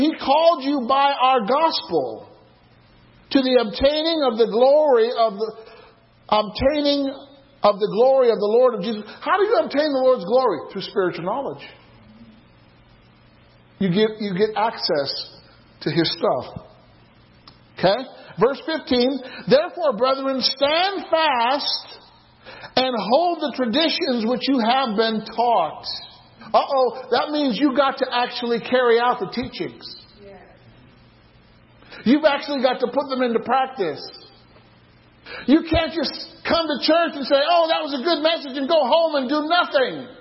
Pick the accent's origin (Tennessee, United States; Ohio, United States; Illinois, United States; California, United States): Illinois, United States; there's a place in Illinois, in my hometown, Gabriel knows of this, it's called Lou's La Grotto